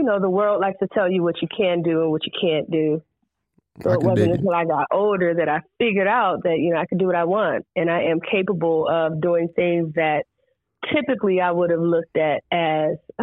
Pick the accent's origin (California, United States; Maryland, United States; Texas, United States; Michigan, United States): Maryland, United States; Prince George's County; growing up in Prince George's County